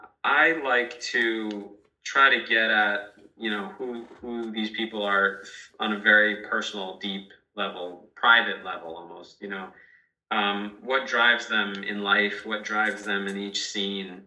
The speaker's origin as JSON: {"language": "English", "region": "Massachusetts", "country": "United States", "tie": "born or raised there", "moved": "yes", "said": "Massachusetts, my home state"}